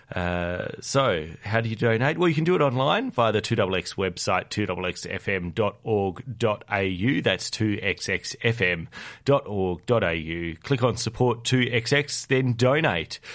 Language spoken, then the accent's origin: English; South Australia, Australia; now in Canberra, Australia; my hometown of South Australia